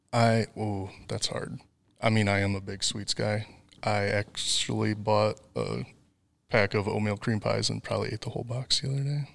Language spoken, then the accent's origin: English; near Volk Field Air Force Base, Wisconsin, United States; moved away as an adult; also born or lived in Kansas City; now in Arkansas, United States; I grew up near Volk Field Air Force Base